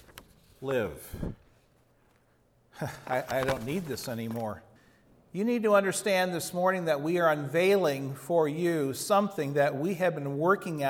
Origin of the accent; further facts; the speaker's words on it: Chicago, Illinois, United States; I grew up outside Chicago in the suburbs